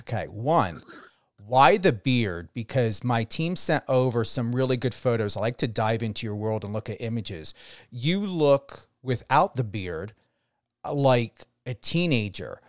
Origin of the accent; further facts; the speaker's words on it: New Jersey, United States; moved away; also born or lived in West Coast; as a New Jersey native and my accent